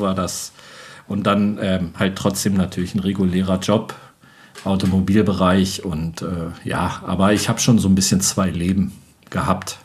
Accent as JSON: {"language": "German", "town": "Göttingen", "region": "Lower Saxony", "country": "Germany", "also_born_or_lived": "Wolfsburg-Braunschweig area / Norddeich", "moved": "yes", "said": "ursprünglich komme ich aus Göttingen"}